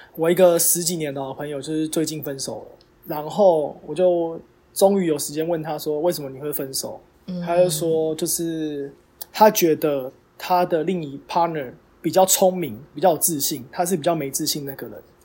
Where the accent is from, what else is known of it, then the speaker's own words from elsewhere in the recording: Taiwan; 身为台湾人